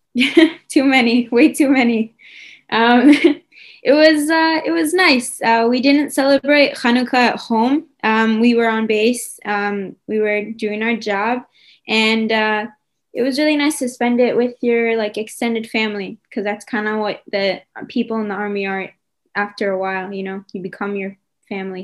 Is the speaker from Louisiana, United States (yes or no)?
no; New York, United States; now in Israel; I'm from New York